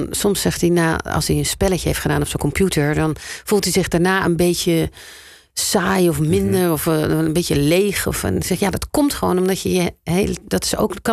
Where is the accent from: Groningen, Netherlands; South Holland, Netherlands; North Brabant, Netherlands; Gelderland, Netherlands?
South Holland, Netherlands; eh, ik kom uiteindelijk toch uit Zuid-Holland.